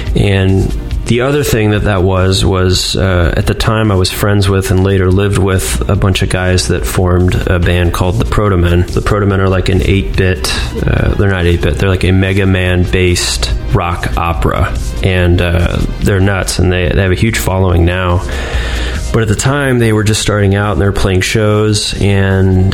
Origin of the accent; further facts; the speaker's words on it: Cleveland, Ohio, United States; I grew up in Cleveland, Ohio.